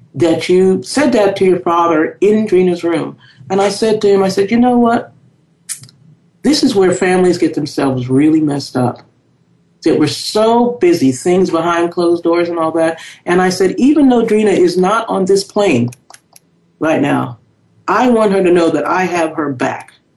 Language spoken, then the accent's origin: English; New York City, New York, United States; I was born and raised in the South Bronx in New York City